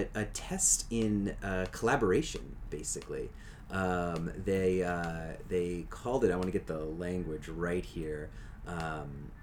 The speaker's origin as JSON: {"language": "English", "region": "Louisiana", "country": "United States", "tie": "born or raised there", "said": "growing up in Louisiana"}